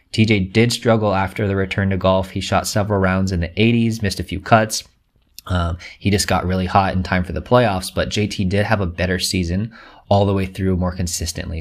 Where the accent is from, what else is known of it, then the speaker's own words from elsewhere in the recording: Southern California, United States; I live in Southern California, born and raised here